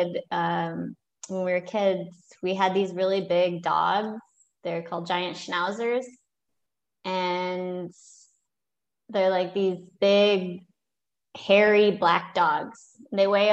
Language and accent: English; Michigan, United States; moved away; also born or lived in South Carolina; the only states I've lived in are Michigan, where I'm from, and South Carolina